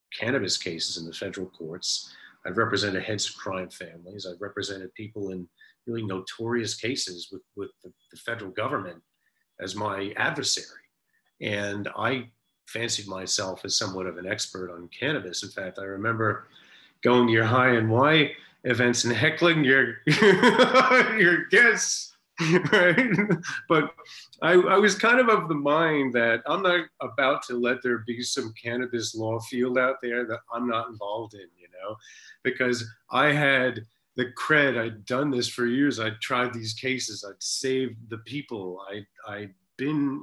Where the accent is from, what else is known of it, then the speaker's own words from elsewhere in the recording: New York City, New York, United States; I grew up in New York City, went to public school in New York City, I went to Bronx Science